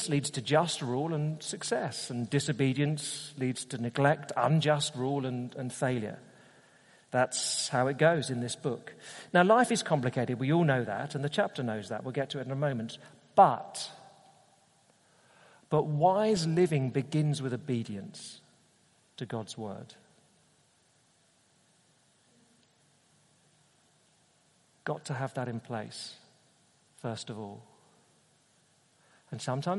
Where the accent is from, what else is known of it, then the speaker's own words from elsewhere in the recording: United Kingdom; as a Brit, all right, a Brit going to Australia